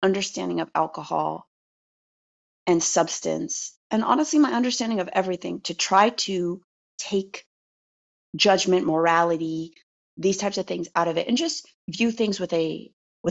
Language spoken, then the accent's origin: English; United States; I'm American